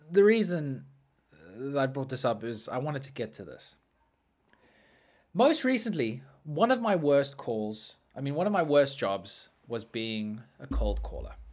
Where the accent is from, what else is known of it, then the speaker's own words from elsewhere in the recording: Australia; Mate, you know I'm Australian. I am Australian.